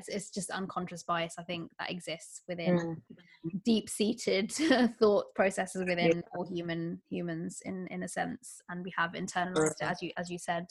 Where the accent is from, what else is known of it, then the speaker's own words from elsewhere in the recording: United Kingdom; a British Bangladeshi woman myself